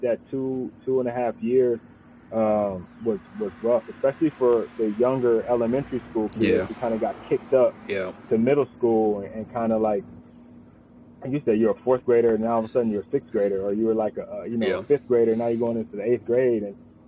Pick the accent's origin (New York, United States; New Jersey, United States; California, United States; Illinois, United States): California, United States; Richmond; moved away; I'm a Bay Area guy myself. I'm from Richmond